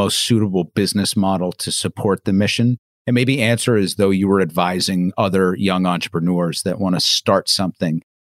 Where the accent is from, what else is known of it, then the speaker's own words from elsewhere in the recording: Canada; I was born in Canada. My entire family's from Canada.